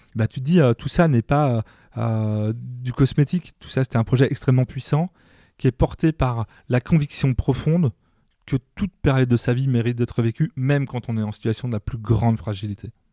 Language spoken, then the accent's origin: French; Mayenne, Pays de la Loire, France; moved away as an adult; also born or lived in Rouen; je viens de la Mayenne